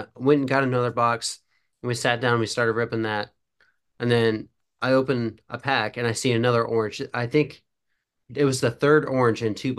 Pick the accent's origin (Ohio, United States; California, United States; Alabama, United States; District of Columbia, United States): Ohio, United States; born and raised in Ohio